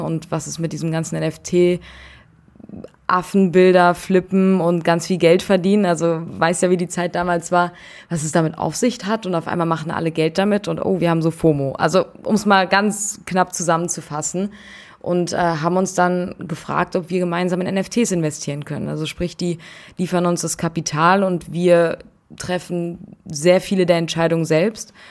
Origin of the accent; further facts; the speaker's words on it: Frankfurt, Hesse, Germany; moved away as an adult; now in Berlin, Germany; ich komme ursprünglich aus Frankfurt und bin zum Studieren nach Berlin gezogen